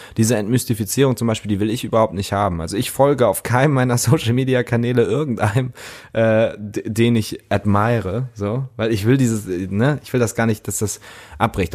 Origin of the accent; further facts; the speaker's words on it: Lübeck, Schleswig-Holstein, Germany; Lübeck, meine Heimatstadt